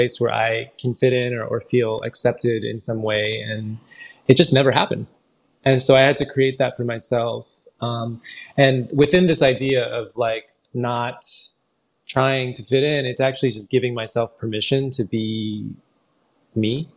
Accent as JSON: {"language": "English", "town": "San Francisco", "region": "California", "country": "United States", "tie": "born or raised there", "said": "I grew up in San Francisco"}